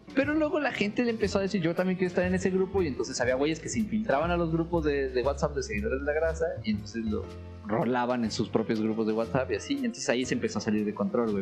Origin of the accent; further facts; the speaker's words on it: Mexico; como buen mexicano